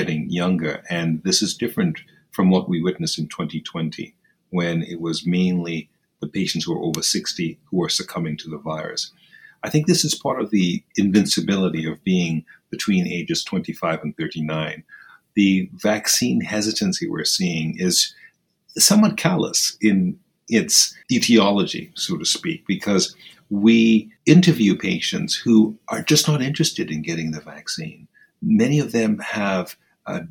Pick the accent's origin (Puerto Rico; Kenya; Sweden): Kenya; Nairobi; moved away; I grew up in Kenya. I was born in Nairobi, Kenya, and I went to school there, lived there